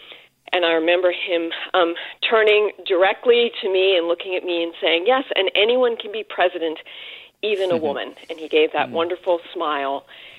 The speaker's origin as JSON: {"language": "English", "town": "Wilmington", "region": "Delaware", "country": "United States", "tie": "born or raised there", "moved": "yes", "lives_now": "Mill Valley, United States", "said": "I'm from Mill Valley, but I grew up in Wilmington, Delaware."}